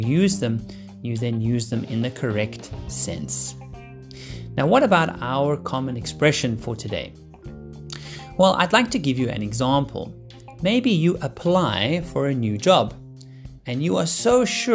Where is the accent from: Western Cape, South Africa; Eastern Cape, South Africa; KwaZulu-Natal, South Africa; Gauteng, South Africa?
Western Cape, South Africa; Cape Town; moved away; I'm still here in Cape Town, really enjoying my time here in my hometown